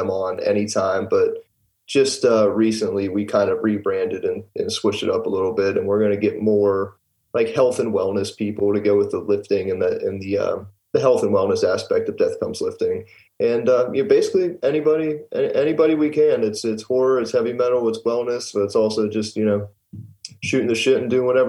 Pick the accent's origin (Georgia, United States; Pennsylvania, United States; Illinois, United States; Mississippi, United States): Pennsylvania, United States; Pittsburgh; I'm from South Hills, Pittsburgh. It's like Bethel Park area.